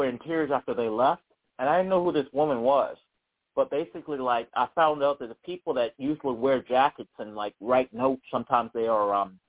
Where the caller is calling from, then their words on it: Charlottesville, Virginia, United States; I'm calling from Charlottesville.